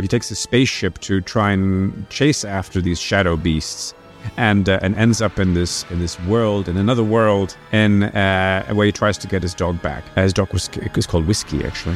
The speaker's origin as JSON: {"language": "English", "town": "Brussels", "region": "Brussels-Capital Region", "country": "Belgium", "tie": "born or raised there", "also_born_or_lived": "France / New York, United States", "moved": "as an adult", "said": "I was growing up in Brussels, but spending quite a lot of time in France because my parents had a house there in the south"}